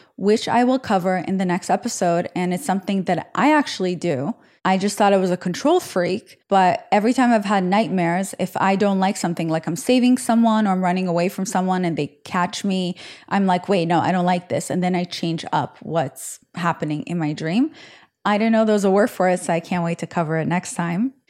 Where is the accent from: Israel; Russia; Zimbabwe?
Israel; moved away; when I was growing up in Israel